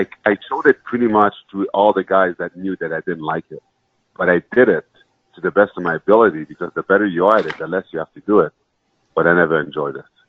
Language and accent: English; Montreal, Quebec, Canada; I was born in Montreal. My parents came from Haiti to Montreal